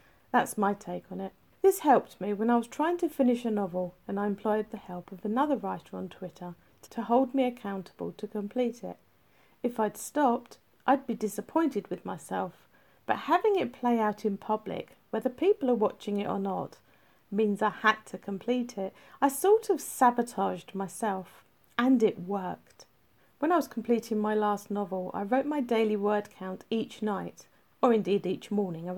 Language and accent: English; England, United Kingdom; I'm English, so I wrote it in UK English